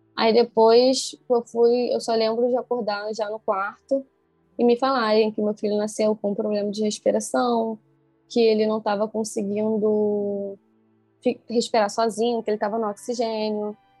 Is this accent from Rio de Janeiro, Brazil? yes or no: yes; Niterói, Rio de Janeiro, Brazil; Eu sou de Niterói, tem que atravessar a ponte